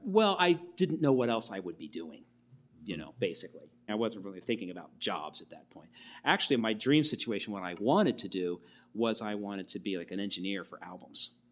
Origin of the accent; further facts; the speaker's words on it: Wilmington, Delaware, United States; moved away as an adult; also born or lived in Syracuse, New York; I was born in Wilmington and grew up in Delaware through high school.